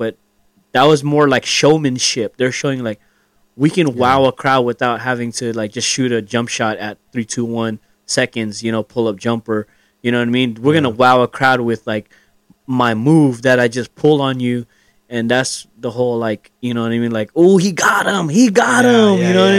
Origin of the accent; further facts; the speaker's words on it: North Carolina, United States; North Carolina. I'm from North Carolina.